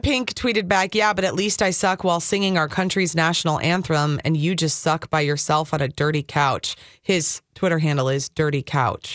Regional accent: Minnesota, United States; I was born and raised in Minnesota.

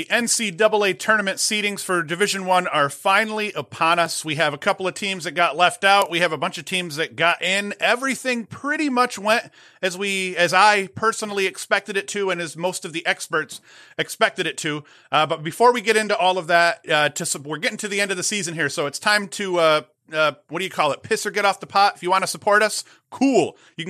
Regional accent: upstate New York, United States; I'm upstate New Yorker

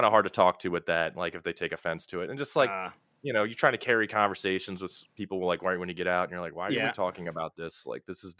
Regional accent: Maryland, United States; now in Florida, United States; Born and raised in Maryland, just outside DC. Lived there till 2004. Moved down to Florida.

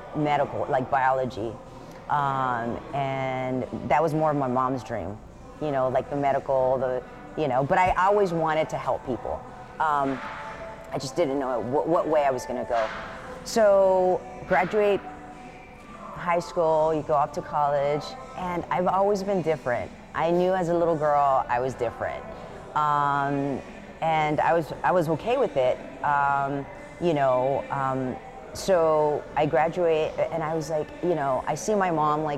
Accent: Houston, Texas, United States; I grew up here in Houston.

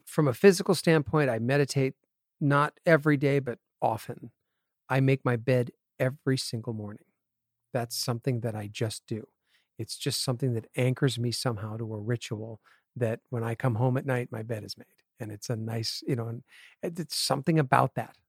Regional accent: Connecticut, United States; moved away as an adult; also born or lived in Appleton, Wisconsin / San Diego / Los Angeles; I grew up in Connecticut

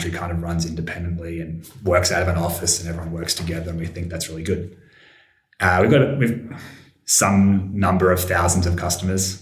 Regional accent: Australia; I'm from Australia

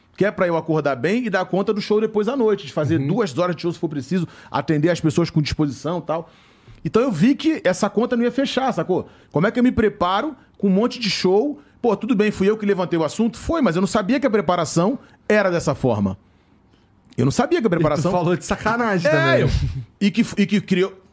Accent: Rio de Janeiro, Brazil; Eu faço show lá na minha área, onde eu nasci. Onde eu me criei, né? Porque eu nasci na Nova Holanda. Aí eu saí da Nova Holanda com 7 anos de idade. Aí meu pai ganhou uma casa, que lá na Nova Holanda era barraco. Aí meu pai ganhou uma casa na Vila do Pinheiro.

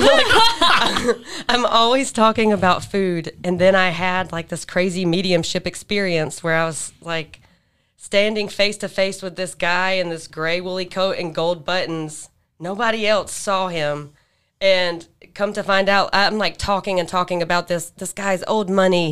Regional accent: Alabama, United States; now in near Atlanta, United States; I live closer to Atlanta. I'm from Alabama.

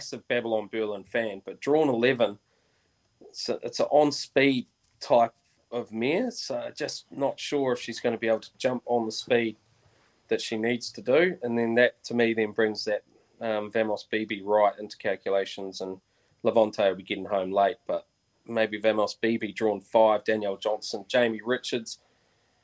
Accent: New Zealand; we're good Kiwi blokes

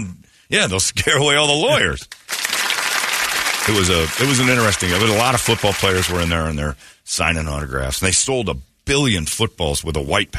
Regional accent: Mesa, Arizona, United States; Well, I'm from Mesa.

